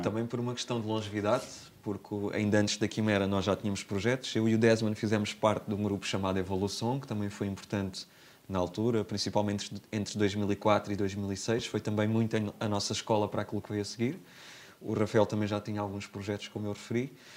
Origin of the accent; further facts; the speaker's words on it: Armação de Pêra, Algarve, Portugal; also born or lived in Beja / Alcantarilha; eu cresci, eu nasci em Beja, sou lentejano, mas desde sempre que vivo no Algarve. E no Algarve comecei por viver em Alcantarilha